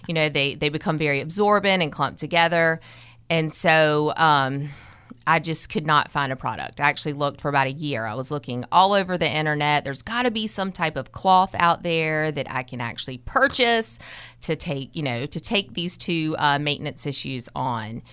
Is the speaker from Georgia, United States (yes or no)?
no; Kernersville, North Carolina, United States; I, I grew up in Kernersville, North Carolina